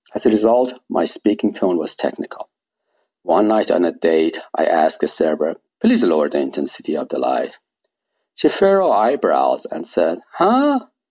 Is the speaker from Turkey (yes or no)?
no; Iran; first language Persian; English is a second language; moved away as an adult; also born or lived in Washington, D.C.; now in United States; Persian is my mother tongue, and English is my borrowed tongue. I had taken AP level English classes when I was in high school in Iran